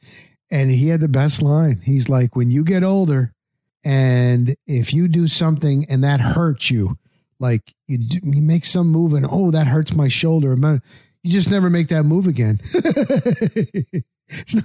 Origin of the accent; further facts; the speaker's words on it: New Jersey, United States; I grew up in New Jersey